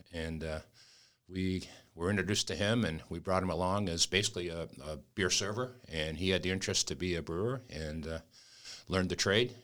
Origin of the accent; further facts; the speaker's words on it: New England, United States; moved away; I'm from New England